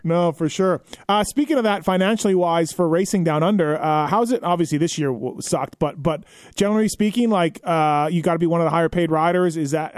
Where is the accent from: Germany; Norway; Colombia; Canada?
Canada; moved away as an adult; now in United States; I'm Canadian